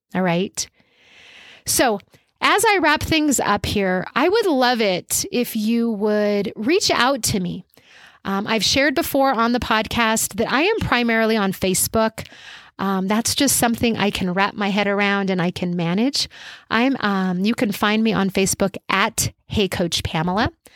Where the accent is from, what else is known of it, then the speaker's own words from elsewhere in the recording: Albuquerque, New Mexico, United States; I live in Albuquerque, New Mexico